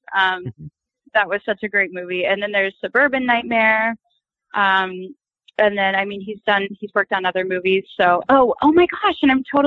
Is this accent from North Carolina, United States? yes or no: no; Texas, United States; now in Los Angeles, United States; I'm from Texas